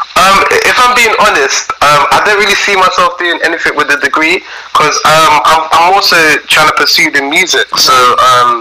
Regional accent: London, United Kingdom; also born or lived in Nigeria; So I've grown up in London pretty much my whole life thus far, and yeah, so I, I grew up in London

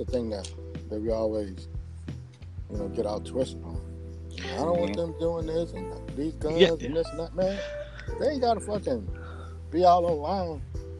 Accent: Houston, Texas, United States; growing up in Fifth Ward, man

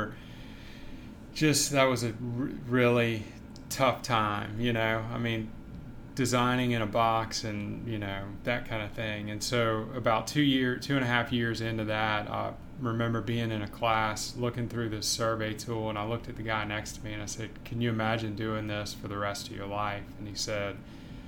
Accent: Baton Rouge, Louisiana, United States; also born or lived in Savannah; I grew up here in Baton Rouge

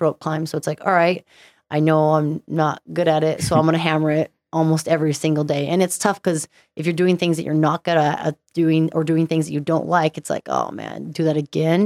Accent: Stevensville, Montana, United States; also born or lived in Southern California; now in Utah, United States; born in Southern California, but pretty much grew up in Montana.

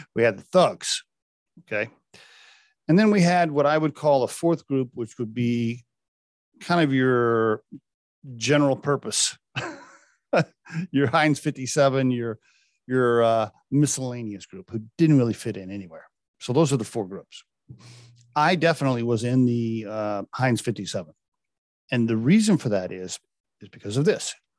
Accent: Chickasha, Oklahoma, United States; moved away; my hometown back in, uh, Chickasha, Oklahoma. It's where I went to, uh, junior high, high school and college.

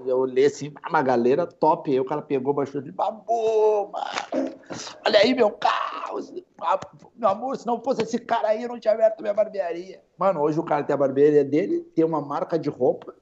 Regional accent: Rio Grande do Sul, Brazil; tem gente que acha que eu sou de São Paulo, sou do Rio, e acha que eu não sou daqui do Rio Grande do Sul

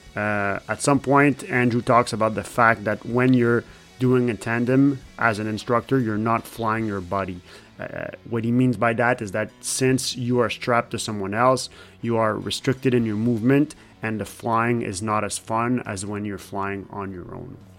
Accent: Canada; English is a second language; I'm French Canadian. Sometimes my English sucks a little bit.

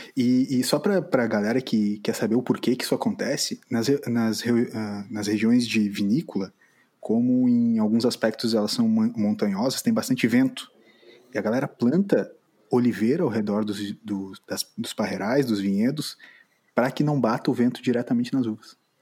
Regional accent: Brazil; a gente, como brasileiro

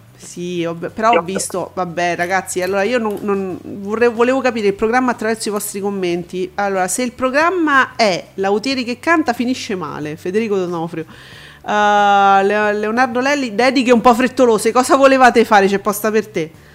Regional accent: Italy; noi italiani

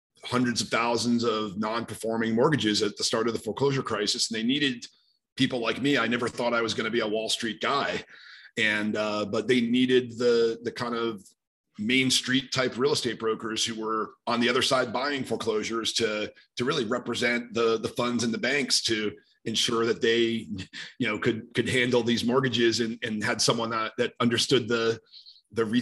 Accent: New York City, New York, United States; also born or lived in Rochester, New York; I'm from the New York City area

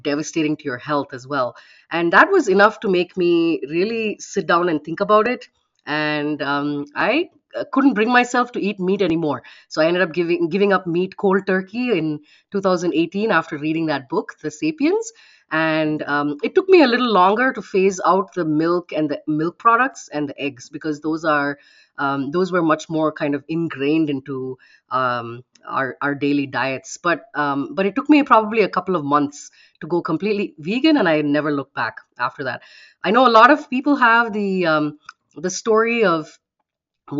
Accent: Bangalore, Karnataka, India; moved away as an adult; also born or lived in Bahrain; now in Dayton, United States; I was born in India, and I've lived in three countries so far in my life. One of them was in the Middle East, in Bahrain, where I spent my early childhood. Bulk of my life was spent in Bangalore, in India, and the last 12 years or so, I've been in the United States

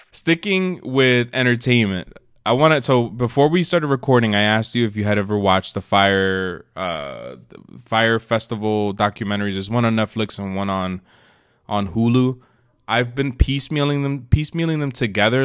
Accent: New York City, New York, United States; moved away; also born or lived in New Jersey; we were both born in New York City. Yes, For the most part, you grew up in New Jersey. I grew up in New York.

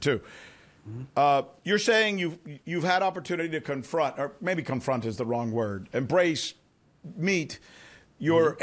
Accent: United States; I've always been so proud to be an American in that I've always felt that as an American, I lived in one of the few countries on earth

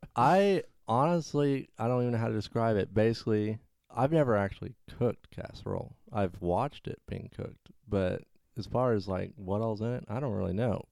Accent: Arkansas, United States; moved away as an adult; also born or lived in Texas; now in Florida, United States; I grew up in Arkansas.

